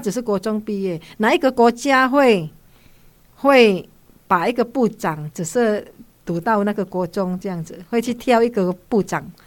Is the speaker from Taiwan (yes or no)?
no; Indonesia; moved away; 因为我在那边出生的嘛，然后就会觉得很爱我们的国家